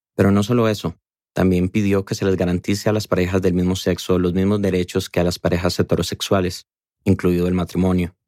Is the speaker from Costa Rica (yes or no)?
yes; Costa Rica; como tico que soy